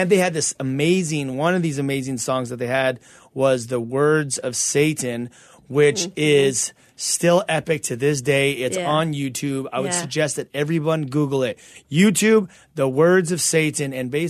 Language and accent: English; California, United States; I'm from California, you know.